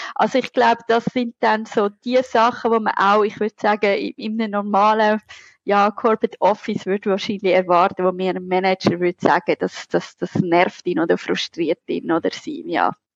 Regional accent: Zurich, Switzerland; accent: Zurich dialect; ihr hört es an meinem charmanten Akzent, also Dialekt, ich bin Zürcherin

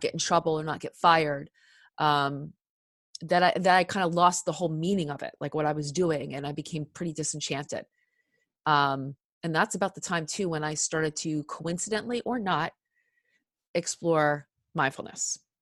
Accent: Cherry Hill, New Jersey, United States; I grew up in Cherry Hill, New Jersey, uh, South Jersey

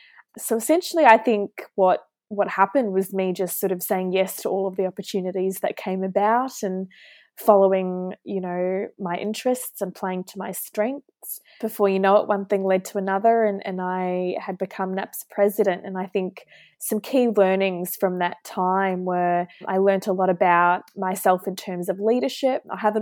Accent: Auckland, New Zealand; moved away as an adult; also born or lived in Queensland, Australia / Hobart, Tasmania, Australia; now in Melbourne, Australia; So Ali, I actually grew up in Auckland, New Zealand with my mum, dad and younger brother. I did all of my schooling there, primary, secondary, and then I moved to Australia in 2014 to embark on my university journey.

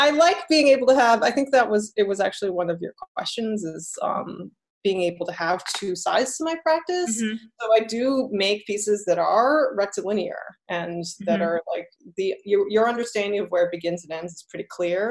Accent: United States; also born or lived in Taiwan; I'm half Taiwanese, so, and I'm American. And I did live in Taiwan a little bit as a child

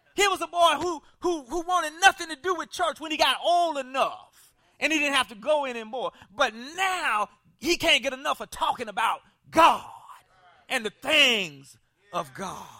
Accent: South Carolina, United States; I grew up in South Carolina, and, uh, they didn't integrate schools until I was in, like, sixth grade

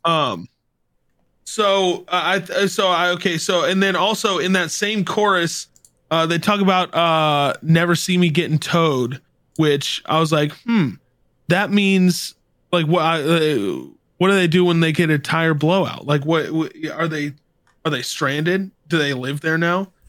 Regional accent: the South, United States; I grew up in the South

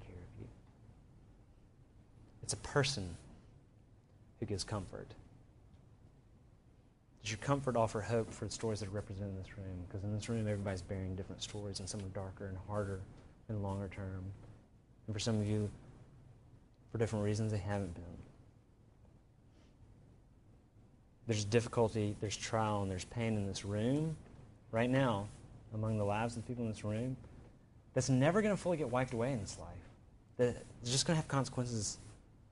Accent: Birmingham, Alabama, United States; I grew up in Birmingham. We actually went to high school together.

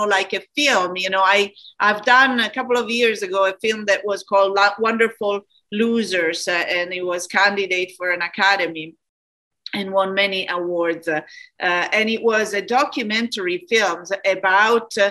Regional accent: Florence, Tuscany, Italy; moved away; I come from Italy, from Florence.

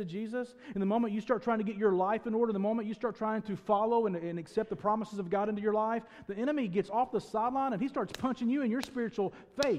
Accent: Northeast Arkansas, United States; I grew up in Northeast Arkansas in a town of maybe 30 people

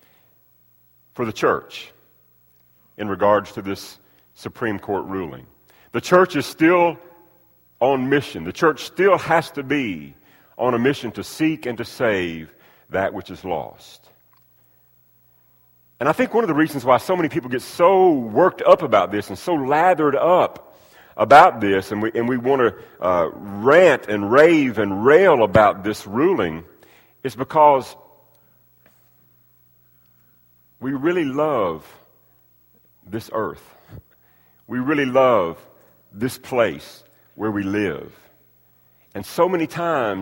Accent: United States; I'm so blessed to have been born and raised and reared in the country that we live in. I've got a passport that shows that I'm an American citizen.

